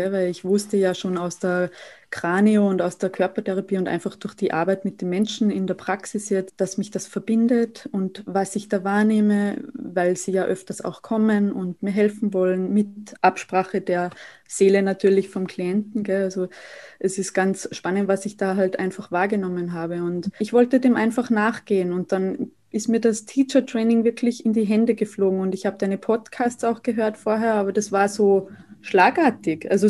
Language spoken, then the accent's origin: German; Saalfelden, Salzburg, Austria; now in Vienna, Austria; ich komme aus Österreich. Ich äh, wohne derzeit noch in Wien, aber bin bald wieder in meiner Heimat in Salzburg-Land, in Saalfelden.